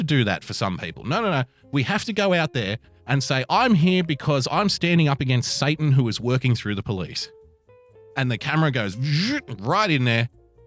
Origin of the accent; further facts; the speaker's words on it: Sydney, New South Wales, Australia; I'm from Sydney, so when I say hell, I say it